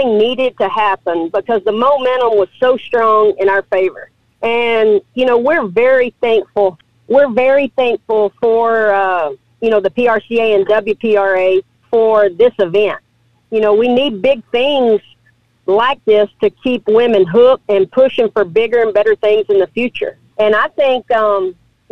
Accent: Abilene, Texas, United States; I was born and raised in Abilene, Texas.

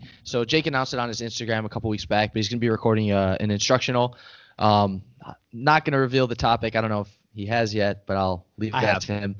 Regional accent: Chicago, Illinois, United States; moved away; So I'm from Chicago, not too far from you guys

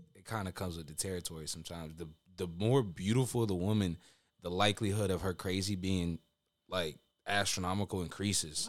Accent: Honduras; I'm Hispanic for those listening that don't know. I'm from Honduras

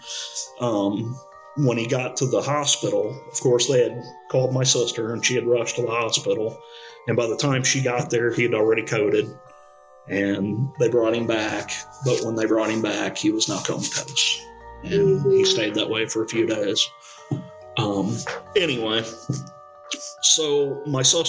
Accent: St. Louis, Missouri, United States; also born or lived in Arnold, Missouri; I grew up in St. Louis. When I was a young teenager, we moved to Arnold, which is south of St. Louis

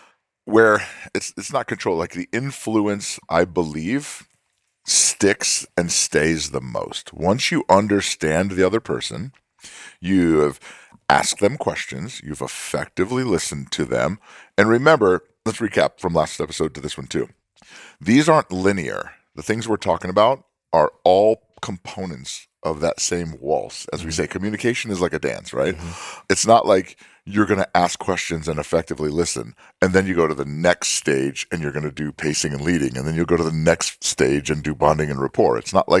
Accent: California, United States; yeah, they probably can talk like that in New York City, but I'm in Alabama. They don't do that. Like, I'm from California.

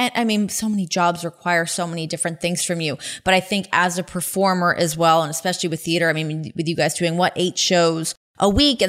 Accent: Ajax, Ontario, Canada; born or raised there

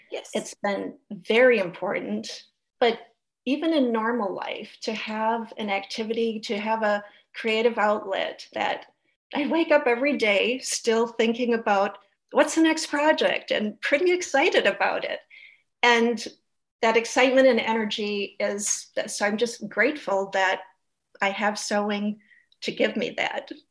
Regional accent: St. Paul, Minnesota, United States; I live in St. Paul

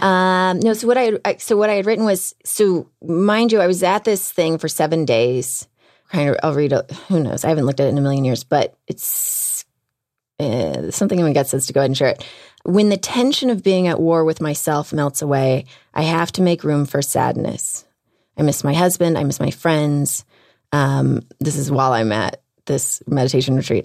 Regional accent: Houston, Texas, United States; moved away; I'm from Houston

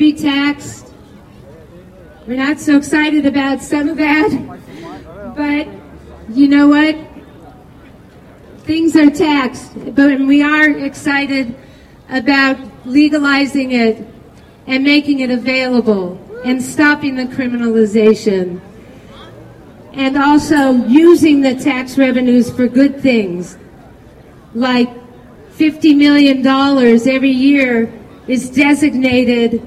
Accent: California, United States; I come from California

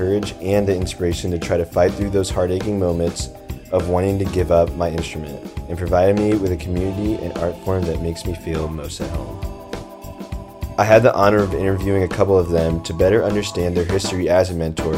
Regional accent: St. Louis, Missouri, United States; moved away as an adult; Growing up in St. Louis, I was lucky enough to be surrounded by some of the greatest unsung heroes living in the Midwest

